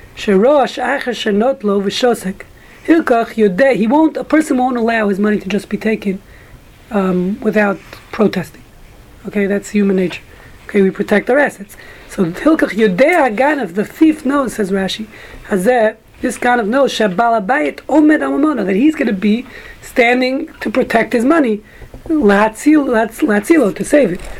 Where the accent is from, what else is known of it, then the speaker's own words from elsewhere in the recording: New York City, New York, United States; growing up in Brooklyn